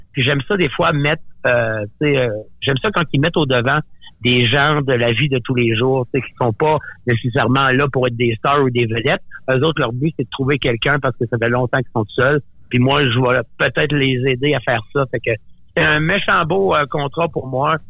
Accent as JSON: {"language": "French", "area": "Gaspésie", "region": "Quebec", "country": "Canada", "also_born_or_lived": "Montreal", "moved": "yes", "said": "je viens de la Gaspésie"}